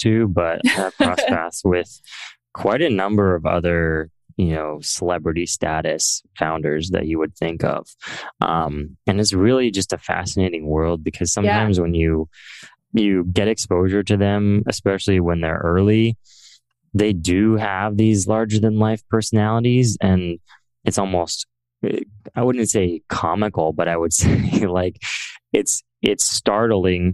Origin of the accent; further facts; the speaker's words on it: Central Valley of California, United States; I grew up in the Central Valley of California, which is pretty non-technical.